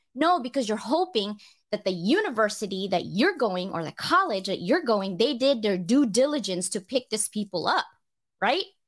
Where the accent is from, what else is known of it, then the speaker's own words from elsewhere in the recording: Philippines; I'm Filipino